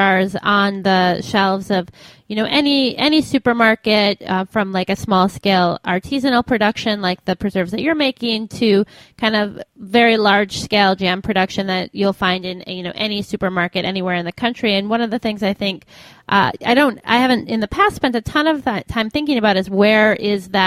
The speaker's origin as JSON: {"language": "English", "region": "Michigan", "country": "United States", "tie": "born or raised there", "moved": "yes", "said": "my home state of Michigan, actually about an hour and a half from where I grew up"}